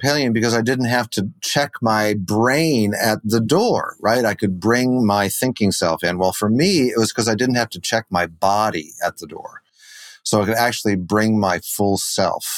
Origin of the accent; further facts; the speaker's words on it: Wheaton, Illinois, United States; now in Michigan, United States; I was born here in Michigan, where I have returned to recently, but grew up in Wheaton, Illinois, outside of Chicago